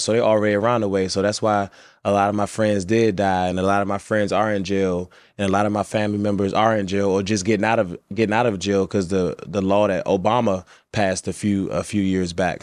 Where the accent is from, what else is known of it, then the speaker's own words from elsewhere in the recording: Washington, District of Columbia, United States; I grew up in D.C., but I grew up in the roughest neighborhoods